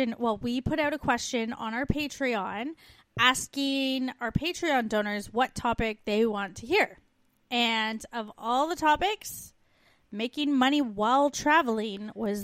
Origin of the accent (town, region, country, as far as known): Canada; moved away